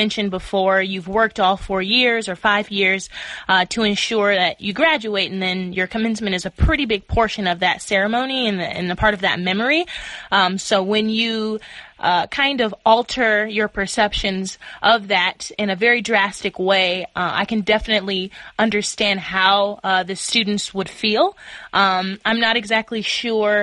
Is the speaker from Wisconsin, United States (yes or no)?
no; Dearborn, Michigan, United States; I'm from Dearborn, Michigan